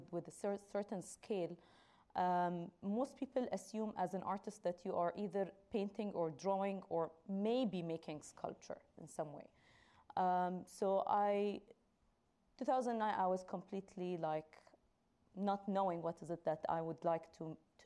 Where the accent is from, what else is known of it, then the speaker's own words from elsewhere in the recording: Dubai, United Arab Emirates; I come from Dubai, and there's a lot of construction going on all the time. So I live on the main street